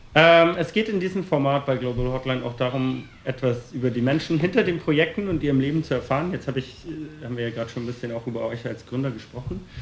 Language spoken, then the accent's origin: German; Berlin, Germany; ich komme ja aus Berlin